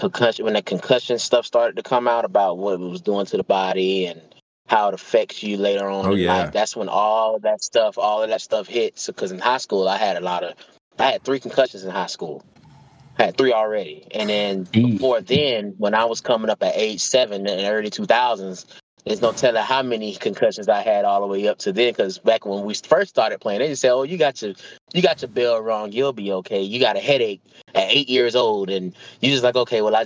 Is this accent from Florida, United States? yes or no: yes; Gainesville, Florida, United States; I'm born and raised in Gainesville.